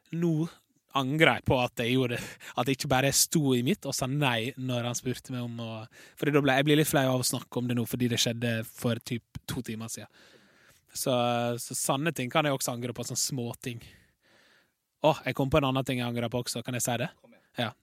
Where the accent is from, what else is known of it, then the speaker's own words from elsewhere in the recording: Larsnes, Møre og Romsdal, Norway; moved away; naboen min hjemme på Larsnes.